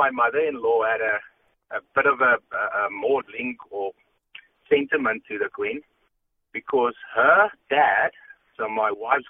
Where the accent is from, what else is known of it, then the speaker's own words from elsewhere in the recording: South Africa; moved away; We grew up in South Africa.